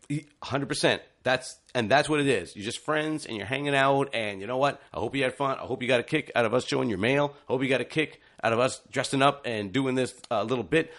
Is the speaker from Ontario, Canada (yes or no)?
yes; Ontario, Canada; as a youngster growing up in Ontario, I watched a lot of T V O programs.